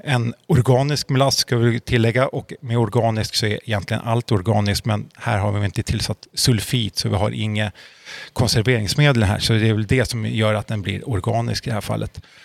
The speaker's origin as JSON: {"language": "Swedish", "town": "Uppsala", "region": "Uppsala County", "country": "Sweden", "tie": "born or raised there", "moved": "as an adult", "lives_now": "Norrköping, Sweden", "said": "Född och uppvuxen i Uppsala. Flyttade hit till Norrköping för tre år sedan"}